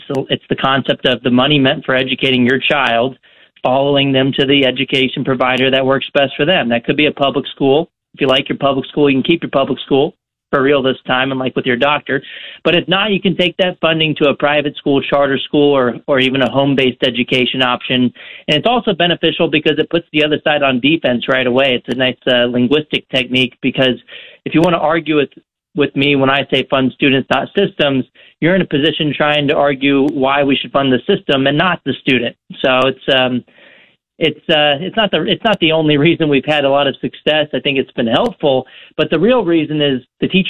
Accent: Texas, United States; I'm from Texas. I grew up in Texas

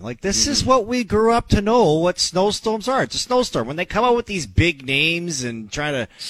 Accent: Canada; We grew up in Canada.

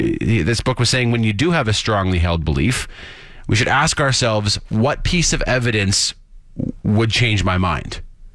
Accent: Saskatchewan, Canada; I'm from Saskatchewan

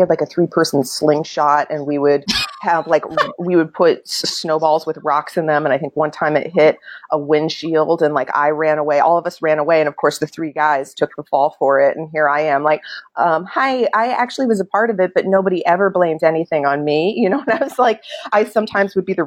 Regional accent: Prospect, Kentucky, United States; moved away as an adult; also born or lived in New York City / Los Angeles; I grew up in Oldham County Prospect, went out to schools out there and lived right along the river

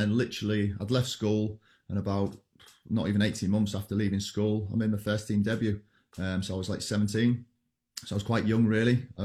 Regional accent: Hull, Yorkshire and the Humber, United Kingdom; I'm from Hull originally, Hull City.

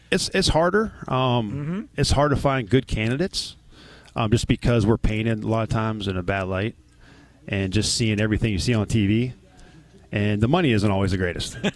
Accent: Ohio, United States; I'm from Ohio.

